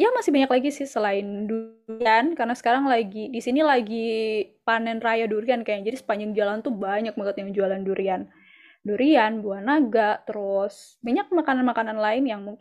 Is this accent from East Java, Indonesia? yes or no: yes; Banyuwangi, East Java, Indonesia; aku sendiri sebagai orang Banyuwangi kayak aku masih belum banyak eksplor loh tentang Banyuwangi gitu